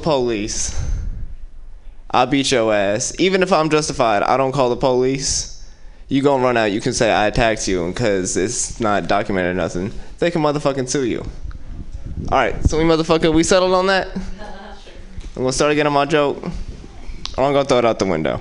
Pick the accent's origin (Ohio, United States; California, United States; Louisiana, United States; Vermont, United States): California, United States; Oakland; I'm from West Oakland.